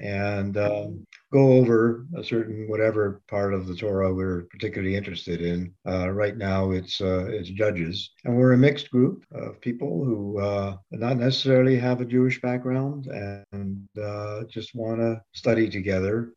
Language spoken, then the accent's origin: English; Montreal, Quebec, Canada; moved away as an adult; also born or lived in United States; now in Waterloo, Canada; I grew up, I was born and raised in Montreal